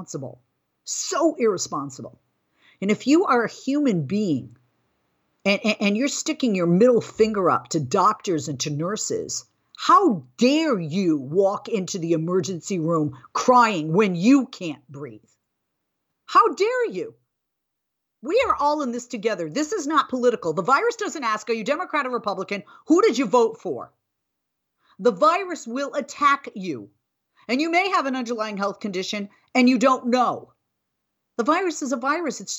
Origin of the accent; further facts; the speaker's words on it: United States; as an American, especially an American woman